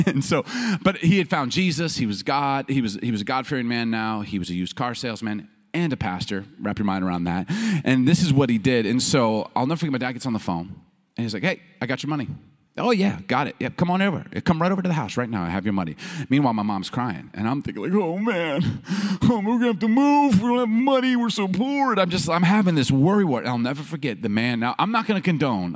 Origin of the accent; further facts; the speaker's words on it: United States; also born or lived in Chicago, Illinois / Baltimore, Maryland; We grew up in Chicago and Baltimore